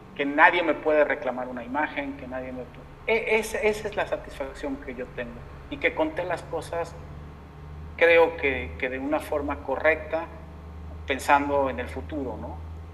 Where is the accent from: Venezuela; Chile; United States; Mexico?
Mexico; en mi país